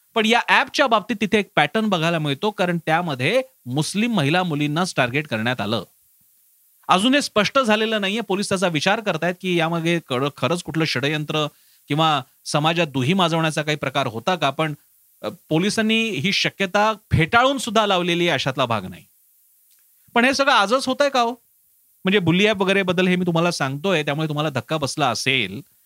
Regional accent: Marathi people, Maharashtra, India; आम्ही मराठी माणसं

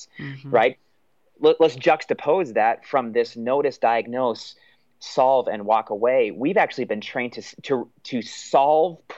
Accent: United States; for us as American Christians

